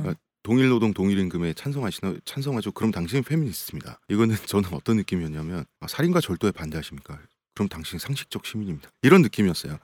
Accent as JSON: {"language": "Korean", "region": "Seoul", "country": "South Korea", "said": "서울 사람으로서"}